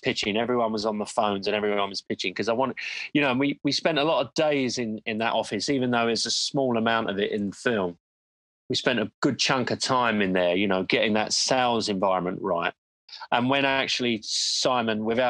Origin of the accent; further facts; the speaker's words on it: London, United Kingdom; I'm from London